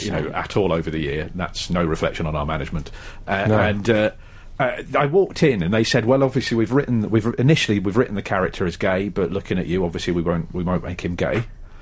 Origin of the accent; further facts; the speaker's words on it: Borehamwood, East of England, United Kingdom; I grew up in Boreham Wood. I grew up about 30 seconds away from the EastEnders set.